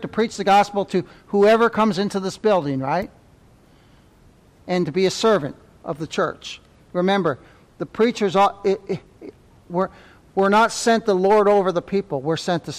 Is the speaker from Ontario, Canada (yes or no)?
yes; Ontario, Canada; moved away; I'm from Ontario